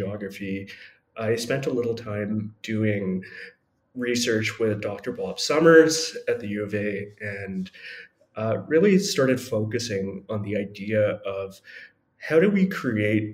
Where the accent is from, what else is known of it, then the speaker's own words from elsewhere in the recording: Edmonton, Alberta, Canada; I grew up here. My parents came here just before I was born, and from India, and never really lived anywhere else